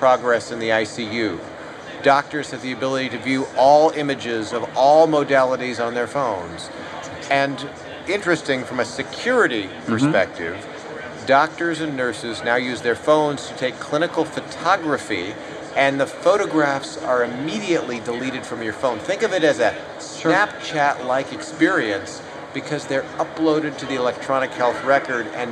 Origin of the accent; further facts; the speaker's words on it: United States; as an American, I, of course, am not Japanese